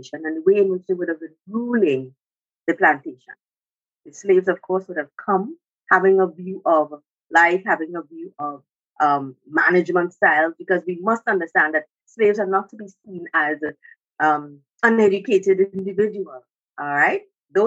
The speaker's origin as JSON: {"language": "English", "country": "Trinidad & Tobago", "said": "I am from the Twin Island economy of Trinidad and Tobago"}